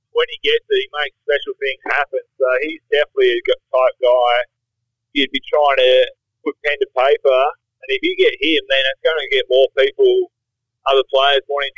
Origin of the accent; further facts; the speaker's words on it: Tasmania, Australia; now in Western Australia, Australia; Reminds me of being back home in Tassie